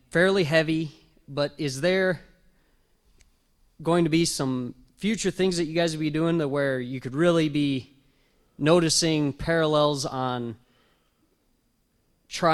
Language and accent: English; southeast South Dakota, United States; The southeast corner of South Dakota